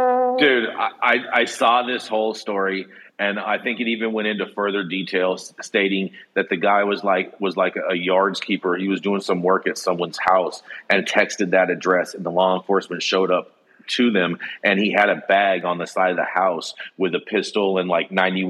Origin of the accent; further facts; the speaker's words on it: Michigan, United States; now in Long Beach, United States; This beard was born and bred in Michigan. Maybe that's why this beard commands such a presence. Because, baby, it's cold outside. So cold that the beard was compelled to move to sunny Long Beach, California